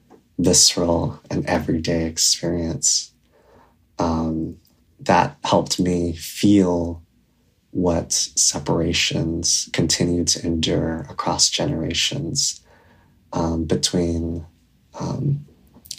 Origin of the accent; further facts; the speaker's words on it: Hawaii, United States; I was raised in Hawaii by my grandparents while my parents remained in South Korea.